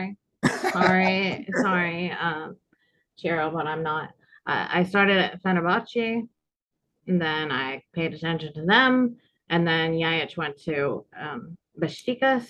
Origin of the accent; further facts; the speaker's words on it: Cascadia, Pacific Northwest, United States; moved away as an adult; also born or lived in California / Montenegro; now in Belgrade, Serbia; I'm from Cascadia, I call it. my mom grew up in Seattle. My dad grew up in the Willamette Valley, so Oregon, Washington